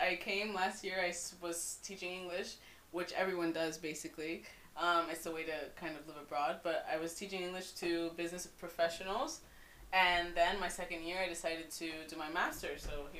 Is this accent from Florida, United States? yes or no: yes; Fort Lauderdale, Florida, United States; moved away as an adult; now in Madrid, Spain; We're both from Miami. Mm-hmm. Well, really Fort Lauderdale, but since no one really knows Fort Lauderdale, we say Miami, no?